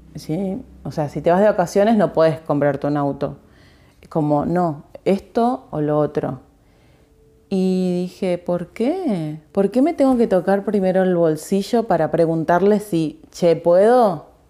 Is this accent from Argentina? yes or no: yes; Argentina; soy argentina